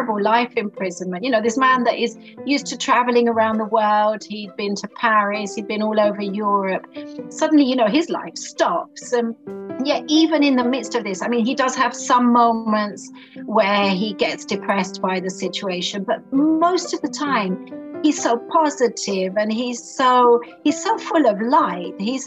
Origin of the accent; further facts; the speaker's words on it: London, United Kingdom; now in Italy; I grew up in Great Britain, in London, and I've lived all over the world, and I'm currently living in Italy at the moment.